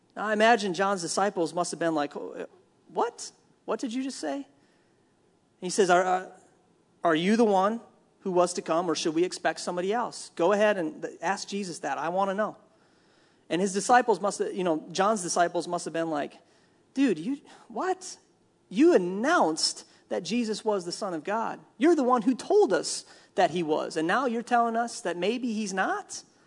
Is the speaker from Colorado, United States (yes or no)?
no; Minnesota, United States; I'm from Minnesota